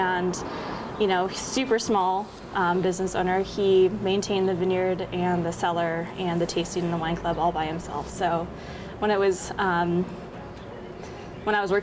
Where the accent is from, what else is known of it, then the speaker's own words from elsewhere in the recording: Eugene, Oregon, United States; also born or lived in Sisters, Oregon; I grew up in Oregon. I grew up in Central Oregon in Sisters and in Eugene